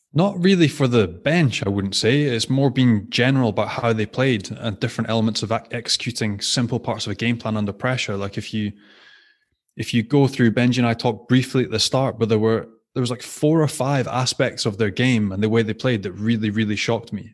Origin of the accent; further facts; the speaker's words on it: Scotland, United Kingdom; as a Scot